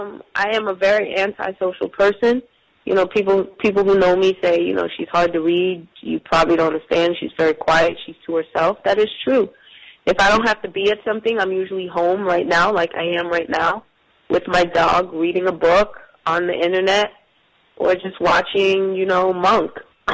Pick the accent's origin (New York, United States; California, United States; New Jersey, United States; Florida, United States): New Jersey, United States; It's because they're from Philly, I'm from Jersey.